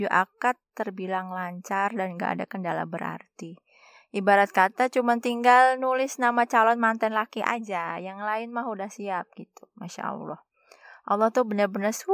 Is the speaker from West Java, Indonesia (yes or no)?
no; West Sumatra, Indonesia; serta perwakilan mamak saya karena saya orang Minang di rumah orang tua saya.